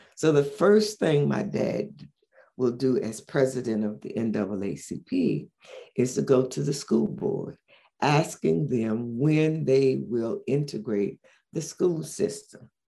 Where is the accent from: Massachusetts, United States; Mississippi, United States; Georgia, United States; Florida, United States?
Florida, United States; St. Augustine; also born or lived in Philadelphia; now in Orlando, United States; I grew up in St. Augustine, Florida